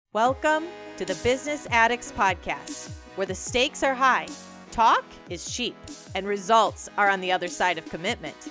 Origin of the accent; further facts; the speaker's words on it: Taipei, Taiwan; I was born in Taipei, Taiwan, and grown up in a Chinese culture